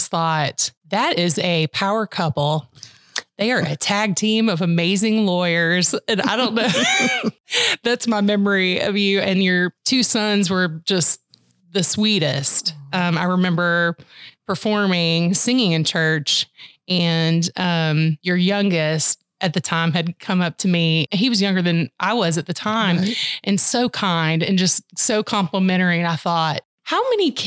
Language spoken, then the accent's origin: English; Peachtree City, Georgia, United States; I grew up here. We moved here when I was in second grade